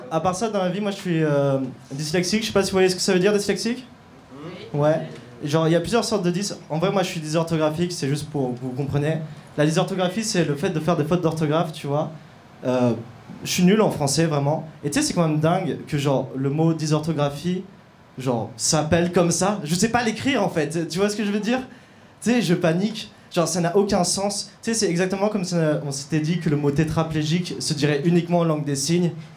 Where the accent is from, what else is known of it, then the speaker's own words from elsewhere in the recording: Auvergne-Rhône-Alpes, France; je suis auvergnat